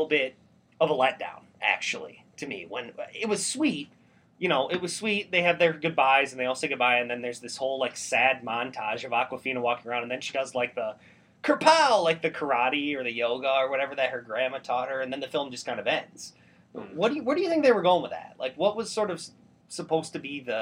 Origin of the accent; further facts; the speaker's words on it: United States; I'm American